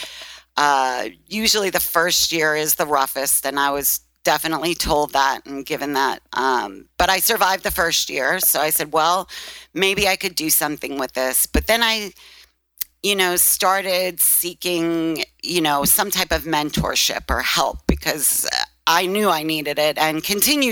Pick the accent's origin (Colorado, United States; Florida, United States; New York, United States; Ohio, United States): New York, United States; New York City; accent: Brooklyn; moved away; also born or lived in Phoenix; I'm from Brooklyn. And obviously, even after 20 years, you still hear the Brooklyn accent.